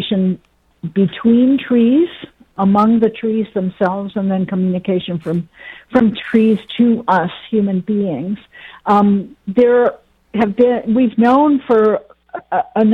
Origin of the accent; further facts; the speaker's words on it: Ann Arbor, Michigan, United States; moved away as an adult; now in Virginia, United States; I grew up in Ann Arbor and went to the University of Michigan.